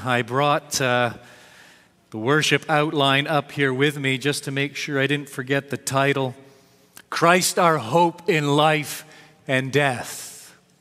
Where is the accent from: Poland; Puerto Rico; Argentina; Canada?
Canada; I was raised here in Canada